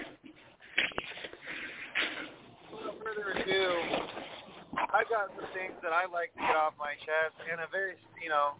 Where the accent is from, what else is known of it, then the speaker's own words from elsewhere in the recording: East Coast, United States; I grew up in the East Coast watching ECW and WWE